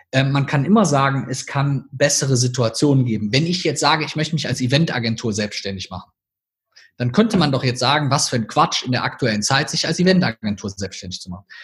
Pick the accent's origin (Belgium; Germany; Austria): Germany; Rhineland; accent: Rhineland; als Personal Brand immer quasi ein bisschen in meinen rheinländischen Akzent verfalle